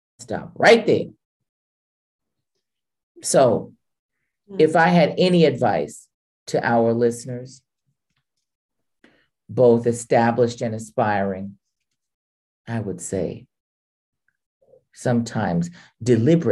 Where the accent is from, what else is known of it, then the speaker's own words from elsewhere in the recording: Santa Monica, California, United States; I'm from Santa Monica. I am officially a child of the sea.